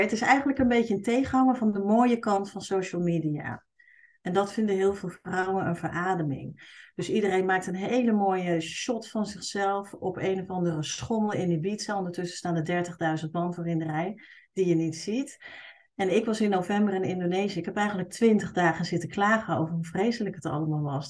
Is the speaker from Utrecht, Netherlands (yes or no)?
yes; Utrecht, Netherlands; accent: plat Utrechts; moved away; ik kom uit Utrecht oorspronkelijk. Dus ik kan heel goed plat Utrechts praten.